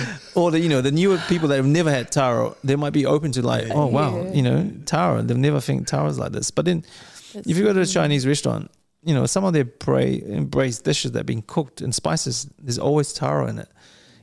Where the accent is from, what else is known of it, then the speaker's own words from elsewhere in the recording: New Zealand; also born or lived in Samoa; if you look at Brussels sprouts growing up in New Zealand, like when we came from Samoa, I was like, what the hell is this?